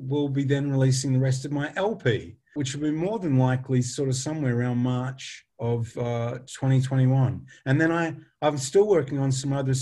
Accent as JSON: {"language": "English", "region": "Western Australia", "country": "Australia", "also_born_or_lived": "England", "moved": "yes", "said": "we're both Western Australians"}